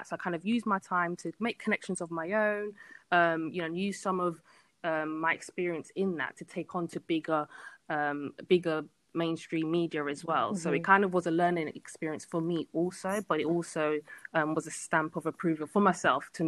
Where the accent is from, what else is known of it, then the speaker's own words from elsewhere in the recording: London, United Kingdom; born and bred in London